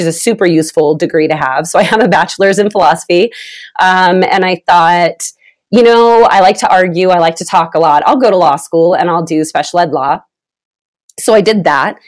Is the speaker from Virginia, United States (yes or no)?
no; Vallejo, California, United States; now in Utah, United States; I'm originally from California, from the Bay Area. What's up, Vallejo? That's my people.